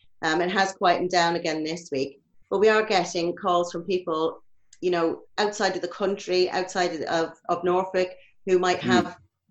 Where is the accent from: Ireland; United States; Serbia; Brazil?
Ireland; moved away; being Irish